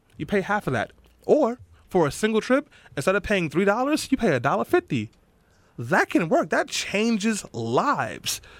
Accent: New York City, New York, United States; I grew up in East New York and Brownsville.

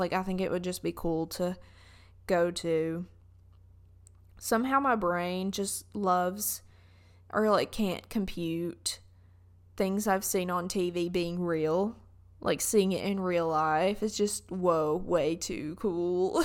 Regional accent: Southern United States, United States; accent: Southern; my Southern accent comes out really bad

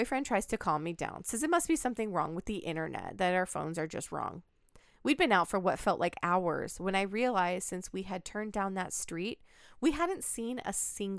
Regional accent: Pacific Northwest, United States; But it just reminds me of like the area that I grew up in the Pacific Northwest. I literally had so many farms right down the street from me.

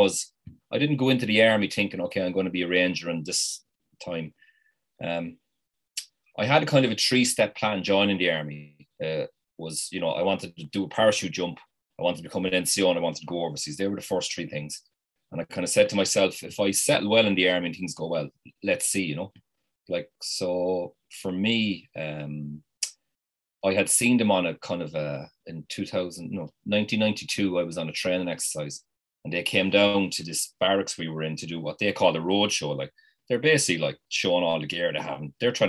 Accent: Ireland; us as Irish people

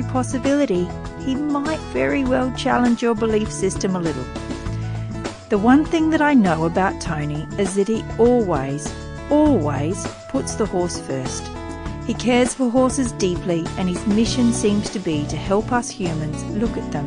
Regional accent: Riverina, New South Wales, Australia; When I was a small child, I used to see drovers come through our territory down in the Riverina

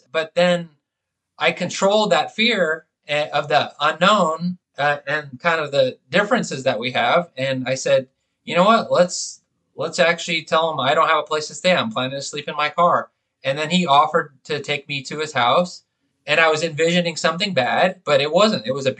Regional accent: Bay Area, California, United States; growing up in the Bay Area of California, I mean, that's one of the most diverse places in the country.

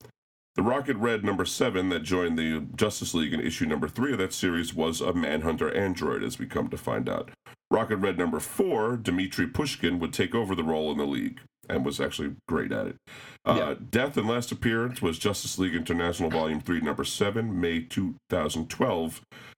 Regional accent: New York City, New York, United States; in my hometown of Flushing, Queens

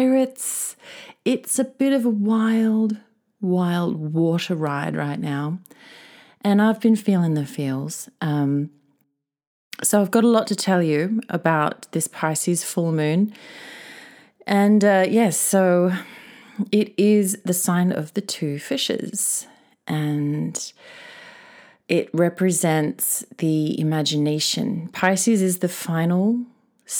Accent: Australia; now in Tokyo, Japan; my home country of Oz

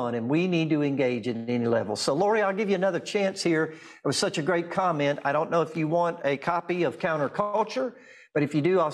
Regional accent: Durant, Oklahoma, United States; In my hometown of Durant, I live outside of Durant, Oklahoma now

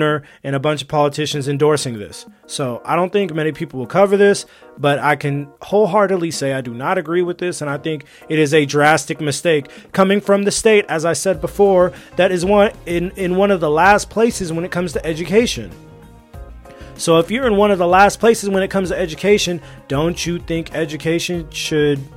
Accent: California, United States; moved away as an adult; also born or lived in Alabama / China; I grew up in California my whole life

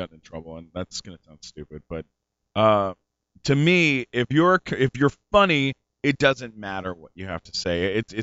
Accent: San Diego, California, United States; also born or lived in Canada; now in Los Angeles, United States; I was born in Canada, but I was raised in San Diego.

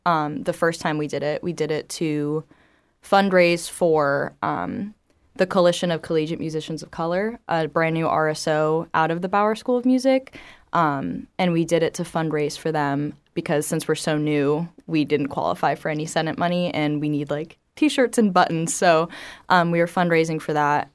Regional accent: Estero, Florida, United States; I actually grew up in Estero

